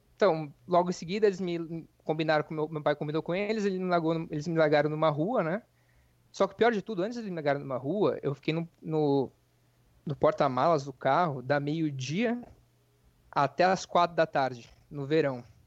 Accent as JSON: {"language": "Portuguese", "region": "interior of São Paulo", "country": "Brazil", "moved": "as an adult", "lives_now": "United States", "said": "eu sou do interior de São Paulo"}